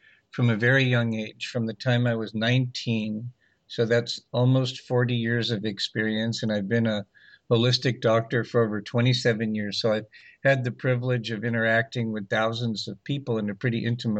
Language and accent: English; Los Angeles, California, United States; I grew up in Los Angeles during the 60s and 70s